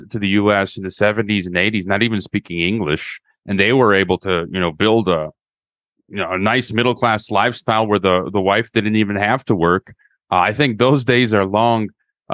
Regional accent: Chicago, Illinois, United States; moved away; I'm originally from Chicago, Illinois

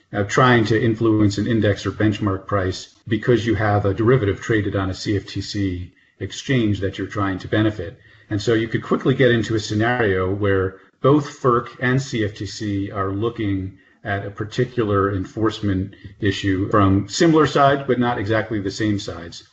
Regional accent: northern New Jersey, United States; moved away as an adult; also born or lived in Nashville / Minnesota / Houston; now in Washington, DC, United States; East Coast person, born and raised in northern New Jersey near New York.

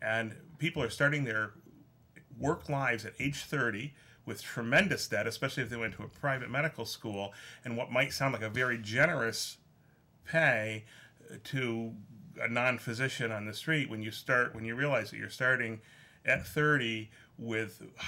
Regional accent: Clifton Springs, New York, United States; I grew up in Clifton Springs, which is just one town over. Both of my parents worked as an x-ray technician and nurse at the hospital in Canandaigua.

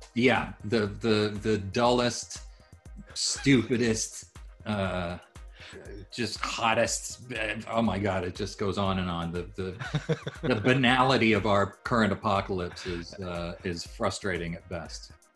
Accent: Japan; moved away; I grew up in Japan

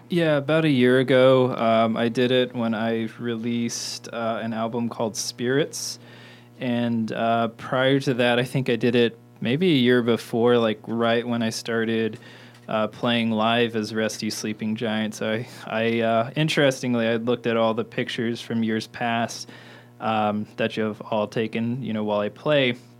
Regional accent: Mitchell, Indiana, United States; also born or lived in Bloomington, Indiana; I was born in Bloomington and raised in Mitchell, Indiana, um, like 40 minutes south of here

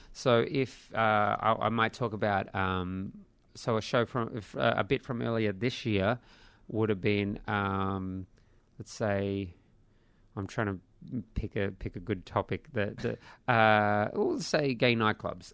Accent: Australia

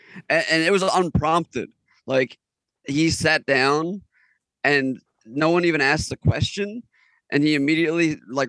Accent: Washington Township, New Jersey, United States; Born in Washington Township.

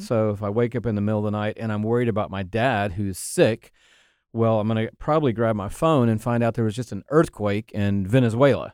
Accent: Atlanta, Georgia, United States; also born or lived in Texas; I grew up in Atlanta, Georgia

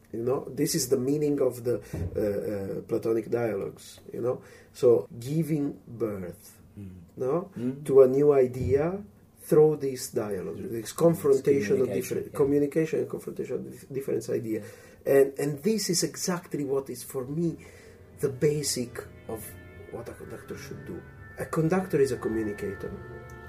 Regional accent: Italy; as soon as I went to the primary school in my hometown

